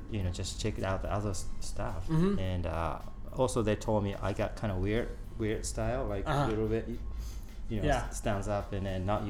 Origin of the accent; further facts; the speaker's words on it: Osaka, Japan; English is a second language; moved away as an adult; also born or lived in San Diego; I was born and grew up in Osaka, Japan, 1972.